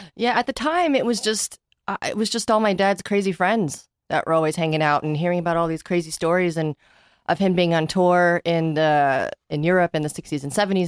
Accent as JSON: {"language": "English", "country": "United States", "tie": "born or raised there", "said": "growing up in America"}